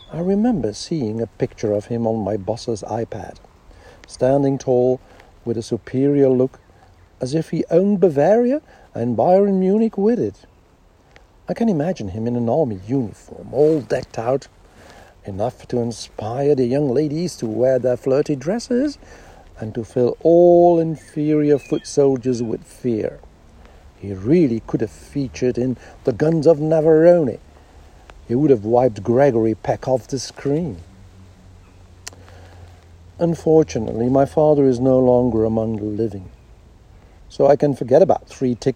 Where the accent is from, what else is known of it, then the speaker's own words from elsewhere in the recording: Netherlands; born there; Not a bad choice, and all the more appropriate because I was born in the Netherlands.